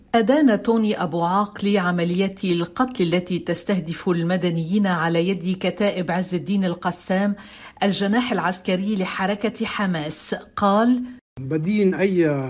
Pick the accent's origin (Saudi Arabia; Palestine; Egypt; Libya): Palestine; إحنا كفلسطينية موجودين تحت احتلال